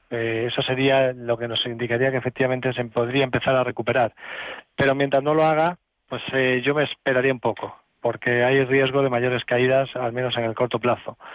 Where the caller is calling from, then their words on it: Valladolid, Castile and León, Spain; quería preguntarle al analista